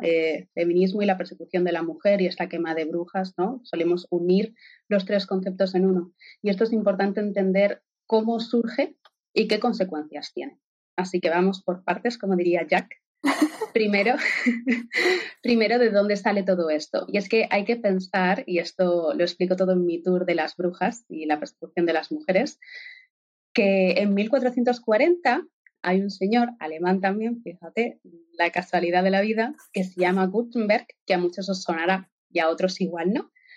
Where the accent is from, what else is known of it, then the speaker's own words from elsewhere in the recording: Spain; now in Germany; como española de nacimiento